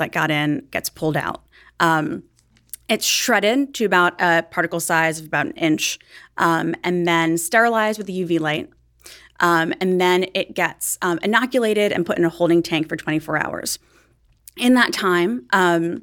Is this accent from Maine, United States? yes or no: no; New York City, New York, United States; I grew up in Staten Island near the biggest landfill in the world that could be seen from space